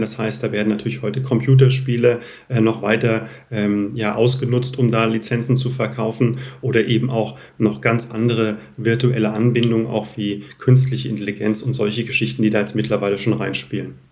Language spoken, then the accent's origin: German; Lich, Hesse, Germany; also born or lived in Zurich / Munich; meiner Heimat äh, Lich